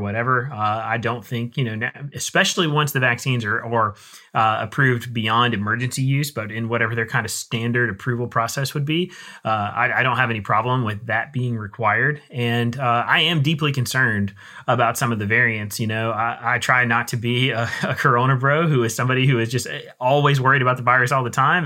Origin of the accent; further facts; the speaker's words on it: United States; I'm an American